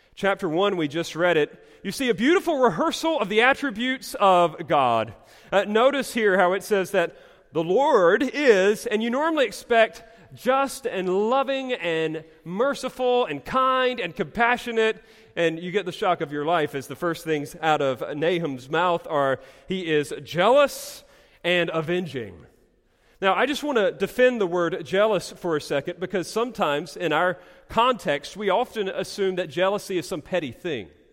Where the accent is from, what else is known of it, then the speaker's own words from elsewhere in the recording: Eastern North Carolina, United States; growing up in Eastern North Carolina